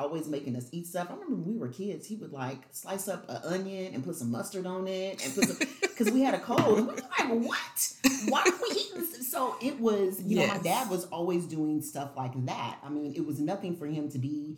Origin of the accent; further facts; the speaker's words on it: Evansville, Indiana, United States; I am from Evansville, Indiana